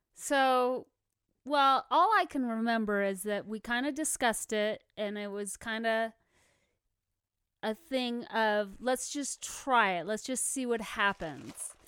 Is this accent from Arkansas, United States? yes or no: no; California, United States; moved away as an adult; now in Colorado Springs, United States; I'm from California